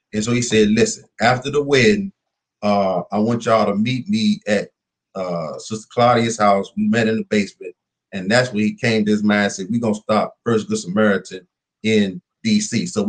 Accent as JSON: {"language": "English", "town": "Minnie", "region": "Louisiana", "country": "United States", "tie": "born there", "said": "Remember now, I told you I was born in Minnie, Louisiana."}